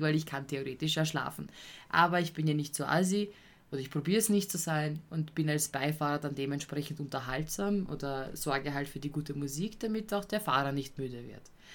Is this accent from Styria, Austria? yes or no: no; Vienna, Austria; als Wiener